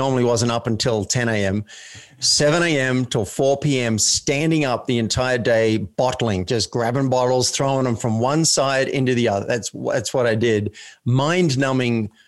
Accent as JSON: {"language": "English", "country": "Australia", "tie": "born or raised there", "said": "being Australian in a country town"}